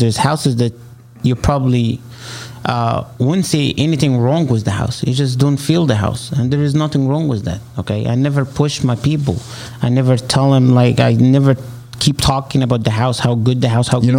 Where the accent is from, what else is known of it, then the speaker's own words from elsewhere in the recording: Egypt; accent: Arabic; English is a second language; moved away as an adult; now in United States; I'm originally from Egypt